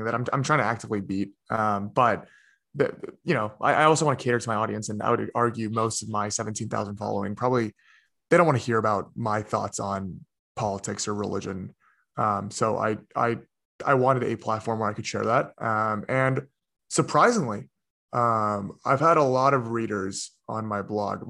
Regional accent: United States; born or raised there; also born or lived in South Korea

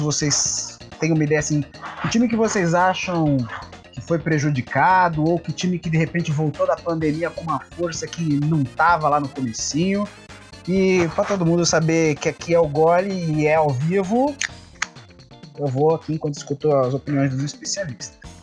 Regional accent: São Paulo, Brazil; nós aqui somos todos de São Paulo

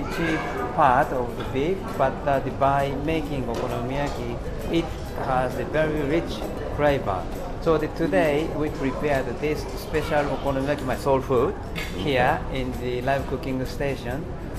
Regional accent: Kobe, Hyogo, Japan; now in Hanoi, Vietnam; Kansai is the rather south part of Japan, where Osaka, Kyoto, and my hometown Kobe belong.

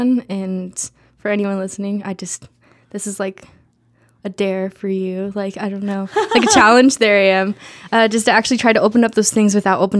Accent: Idaho, United States; Yeah. I grew up in Idaho.

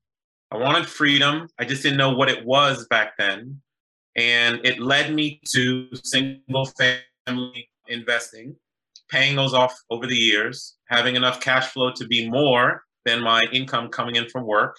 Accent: Boston, Massachusetts, United States; also born or lived in New York / Haiti (family) / University of Virginia; now in Washington, D.C., United States; I was born in New York, raised in Boston, live in DC now by way of University of Virginia

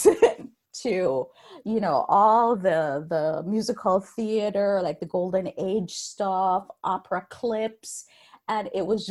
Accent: Jamaica; moved away; I was born and raised in Jamaica.

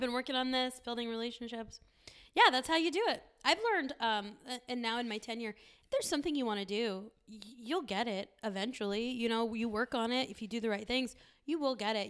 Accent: San Diego, California, United States; growing up in San Diego, we're very close to Tijuana

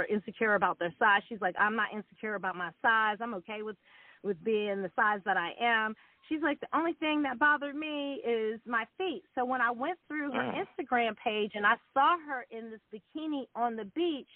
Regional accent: Montgomery County, Maryland, United States; moved away as an adult; also born or lived in Washington, D.C. / New York; I was born in D.C. and raised in, like, Montgomery County, Maryland.

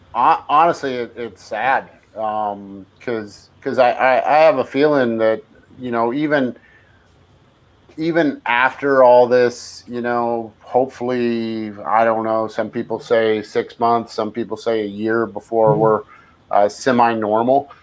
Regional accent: San Francisco Bay Area, California, United States; I grew up in the Bay Area and I mm-hmm. San Francisco Bay Area

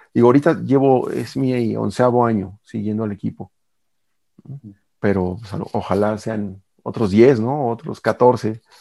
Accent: Mexico; como aficionado mexicano

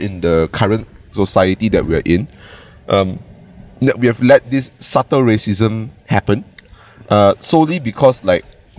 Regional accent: Malaysia; first language Cantonese; English is a second language

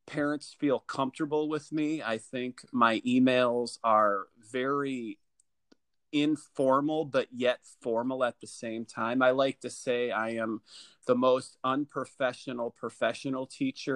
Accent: Dubuque, Iowa, United States; I am from Dubuque, Iowa. It's a town right on the Mississippi River

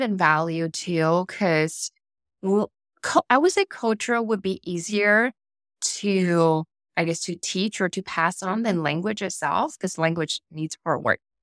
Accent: Taiwan; now in United States; in heart, I'm rooted I'm Taiwanese. I would never consider mm-hmm. myself as American

